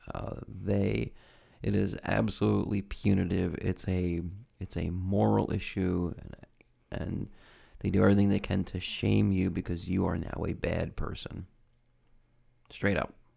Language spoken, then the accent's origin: English; United States; I'm American